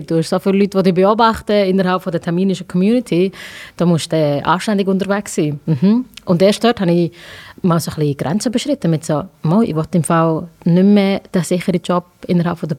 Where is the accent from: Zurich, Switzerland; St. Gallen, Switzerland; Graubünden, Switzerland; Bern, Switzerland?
Bern, Switzerland; Langenthal; ich, weil ich von Langenthal komme. Verstehst du?